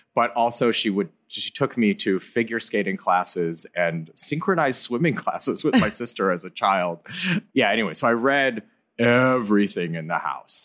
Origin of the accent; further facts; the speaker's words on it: Ann Arbor, Michigan, United States; I grew up in Ann Arbor, Michigan, which is like a, a university town